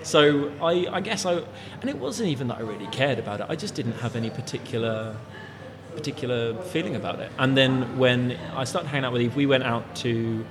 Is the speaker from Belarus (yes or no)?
no; England, United Kingdom; I grew up in England